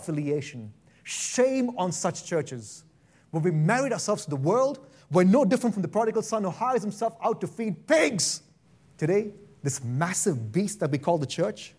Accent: India; now in Boise, United States; I'm from India and I like rice

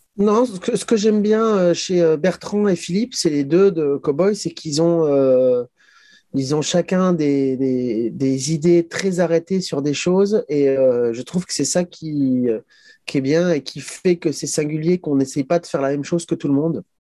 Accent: Chamonix, Auvergne-Rhône-Alpes, France; on vient de Chamonix

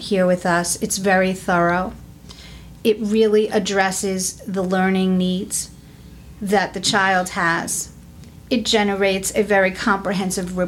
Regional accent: New York, United States; moved away as an adult; now in Florida, United States; I am originally from New York. I was born and raised there

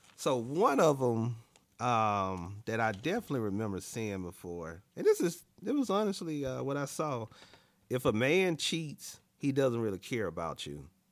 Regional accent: Alabama, United States; moved away; also born or lived in Dallas, Texas; I'm from Alabama, born and raised in Alabama

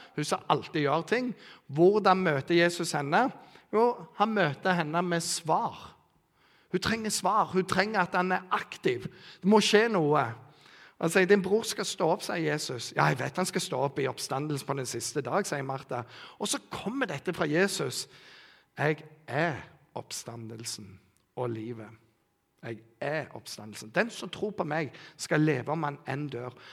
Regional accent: Bryne, Rogaland, Norway; jeg vokste opp i Bryne misjonskirke

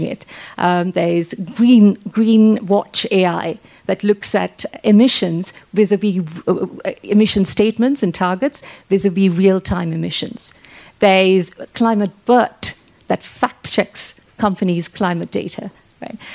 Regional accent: Sri Lanka; now in England; I'm from Sri Lanka.

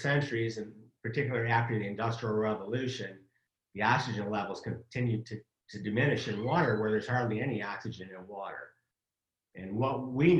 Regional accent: Michigan, United States; I'm from Michigan, it's hot and humid in the summer

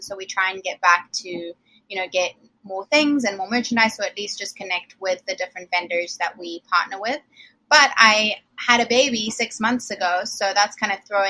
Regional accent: Zimbabwe; now in United States; Some kind of Southern. I'm from Zimbabwe originally. I've been here since 2007. So the accent comes and goes, I think.

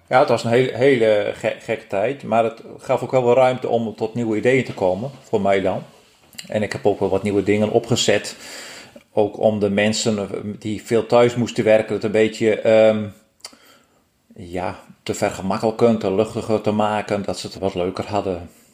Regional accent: Friesland, Netherlands; Geboortejaar 1971, geboren in Friesland

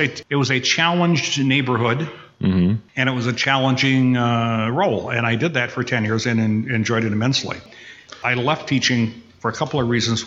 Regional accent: Upper Peninsula of Michigan, United States; now in Kenosha, United States; I was born up in the Upper Peninsula of Michigan. Uh, we lived right on the border between Wisconsin and Michigan

